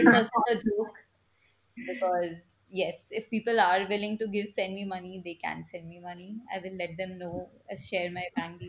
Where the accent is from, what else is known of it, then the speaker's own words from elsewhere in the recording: Mumbai, Maharashtra, India; moved away as an adult; now in United States; if I tell people I'm from Mumbai, they'll assume I have a lot of money. Upon that, if I mention I'm a Marwari, it is just like it's a given that okay, you must be rich